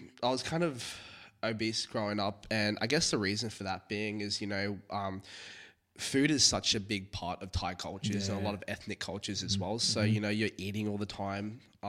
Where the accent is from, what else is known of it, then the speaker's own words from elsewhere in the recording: Singapore; You know, especially growing up in Singapore as well, where education is very, very is a top priority.